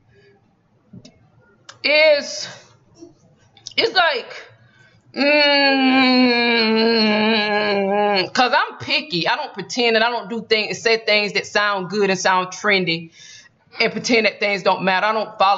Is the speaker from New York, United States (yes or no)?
no; Georgia, United States; I'm from Georgia